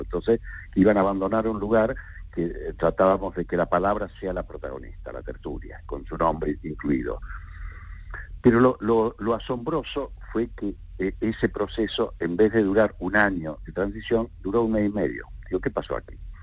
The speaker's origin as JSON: {"language": "Spanish", "region": "Córdoba", "country": "Argentina", "tie": "born or raised there", "moved": "yes", "lives_now": "Granada, Spain", "said": "Córdoba, que nací"}